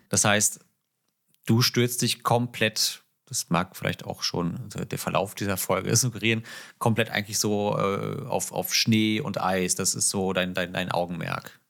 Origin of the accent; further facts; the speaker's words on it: Northern Germany, Germany; Für mich als Norddeutscher